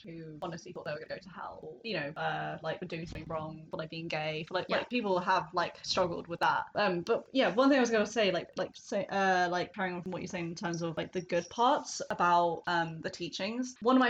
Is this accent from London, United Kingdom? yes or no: yes; Hendon, London, United Kingdom; I grew up in Hendon, and so like that's like very Jewish area.